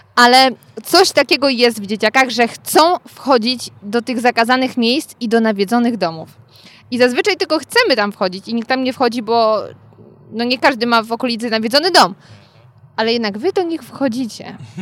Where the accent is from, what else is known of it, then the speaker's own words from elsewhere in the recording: Gryfów Śląski, Lower Silesian Voivodeship, Poland; ja pochodzę z Gryfowa, co wam nic nie mówi, ale niedaleko mam w sumie Zgorzelec